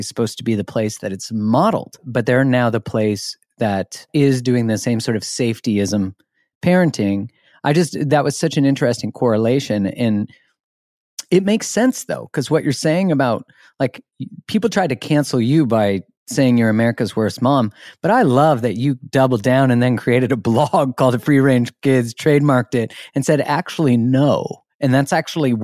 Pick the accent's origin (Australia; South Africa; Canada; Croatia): Canada; I'm Canadian.